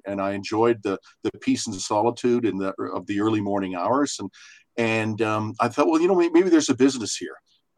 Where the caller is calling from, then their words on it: Calgary, Alberta, Canada; I'm phoning from Calgary, Alberta, Canada.